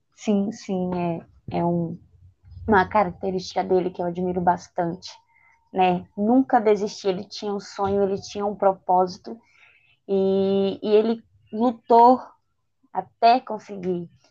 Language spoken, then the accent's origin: Portuguese; Bahia, Brazil; Eu sou da Bahia